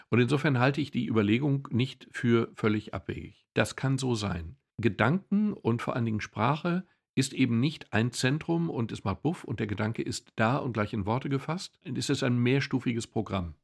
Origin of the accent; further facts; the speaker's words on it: Ruhr area, North Rhine-Westphalia, Germany; Ich komme aus dem Ruhrgebiet